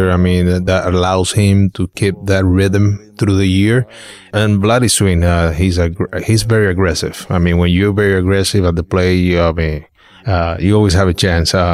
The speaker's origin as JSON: {"language": "English", "town": "Tijuana", "region": "Baja California", "country": "Mexico", "tie": "born or raised there", "said": "since it's a Little league, uh, back in Mexico, my dad, uh, he was the manager, like the coach of my team"}